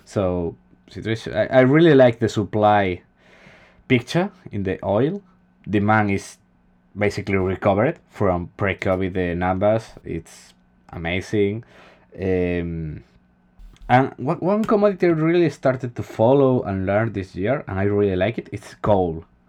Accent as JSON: {"language": "English", "country": "Spain"}